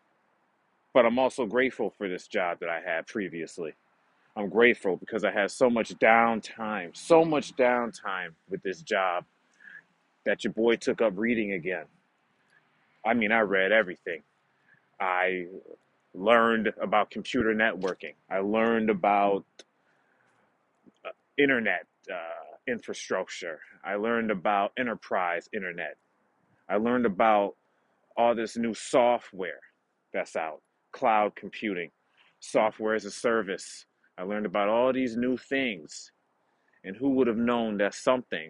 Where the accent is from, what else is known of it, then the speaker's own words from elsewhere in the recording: United States; now in Canada; I am an American citizen.